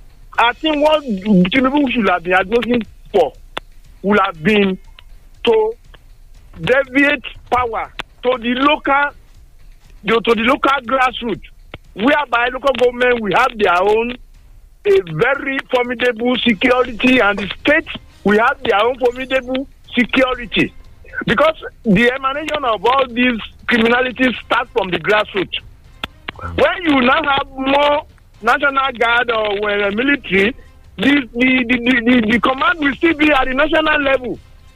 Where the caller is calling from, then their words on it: Tongo, Nigeria; I'm calling from Tongo.